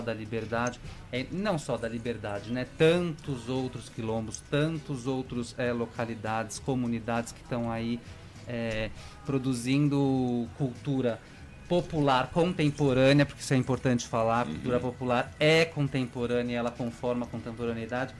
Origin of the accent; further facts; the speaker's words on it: São Paulo, Brazil; moved away as an adult; now in Maranhão, Brazil; essa é a minha maior impressão como paulistano